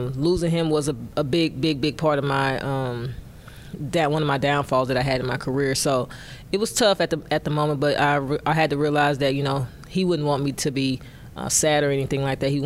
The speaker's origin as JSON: {"language": "English", "region": "Mississippi", "country": "United States", "tie": "born or raised there", "also_born_or_lived": "Englewood", "said": "I moved to the South around the age of two or three. I think it most likely was three. And we moved to Mississippi to be closer to my mom's grandmother. So that's where I kind of like grew up with her"}